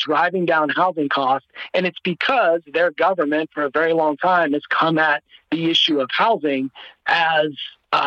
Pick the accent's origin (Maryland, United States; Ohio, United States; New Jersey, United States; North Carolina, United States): Ohio, United States; moved away; I'm originally from Ohio